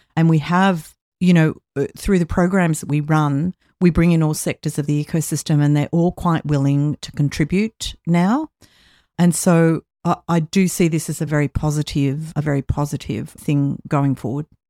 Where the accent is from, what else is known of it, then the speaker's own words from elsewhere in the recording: Australia; in my home country of Australia